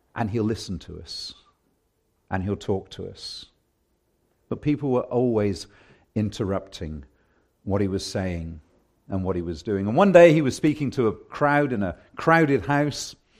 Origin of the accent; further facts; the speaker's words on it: England, United Kingdom; now in Canada; I'm English